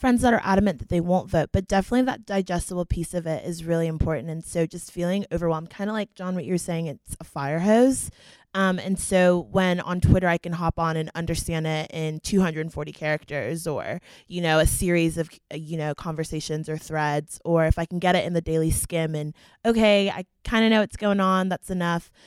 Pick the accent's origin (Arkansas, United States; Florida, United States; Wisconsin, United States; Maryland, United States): Florida, United States; Fort Myers; I'm a junior from Fort Myers, Florida